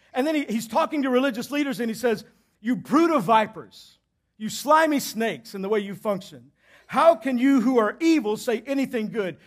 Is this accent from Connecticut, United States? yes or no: no; Southeast Texas, United States; I grew up in Southeast Texas